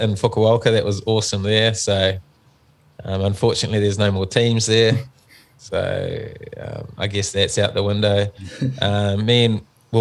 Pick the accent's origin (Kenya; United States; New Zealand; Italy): New Zealand; also born or lived in Wellington; we're from New Zealand